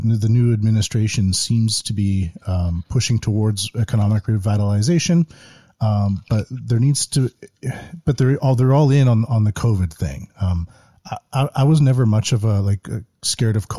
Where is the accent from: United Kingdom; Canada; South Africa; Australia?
Canada; moved away as an adult; now in Japan; I'm from Canada. I came over here 2006 just to teach English and pay off student loans